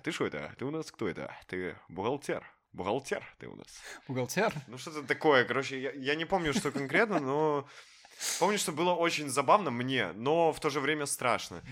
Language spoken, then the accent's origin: Russian; Minsk, Belarus; я в целом минчанин